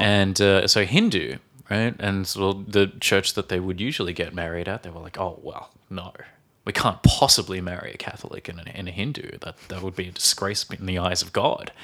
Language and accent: English; Australia; now in Czech Republic; from Australia